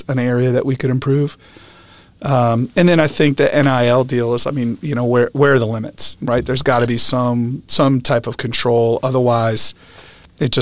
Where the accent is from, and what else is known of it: upstate New York, United States; born or raised there; moved away; also born or lived in West Lafayette, Indiana